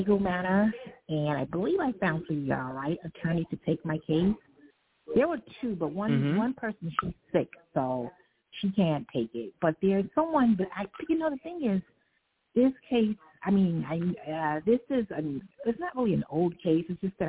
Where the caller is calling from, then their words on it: New York, United States; I'm calling from New York.